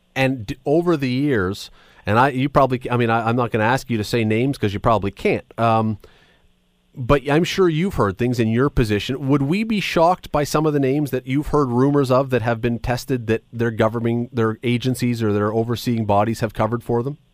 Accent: Canada; we're Canadian

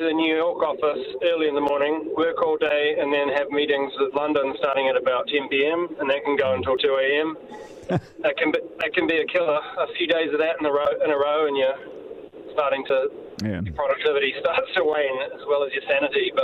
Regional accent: New Zealand; moved away as an adult; also born or lived in United Kingdom; I'm a Kiwi, returned here to Auckland

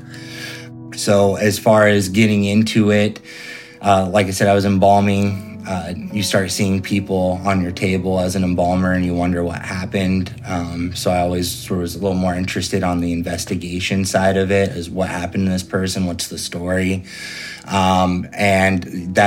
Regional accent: Fresno, California, United States; also born or lived in Sacramento, California / Santa Cruz, California; I'm from Fresno, California

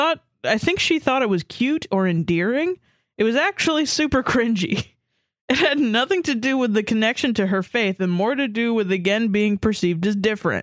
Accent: Australia; FYI, I'm Aussie, so our school system is slightly different.

